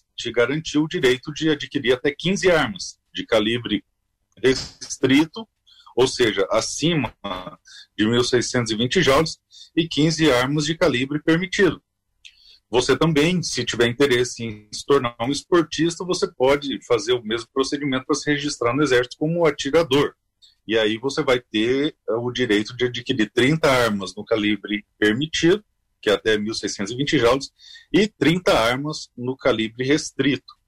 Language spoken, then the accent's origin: Portuguese; interior of Mato Grosso do Sul, Brazil; eu sou do Mato Grosso, do interior do Mato Grosso do Sul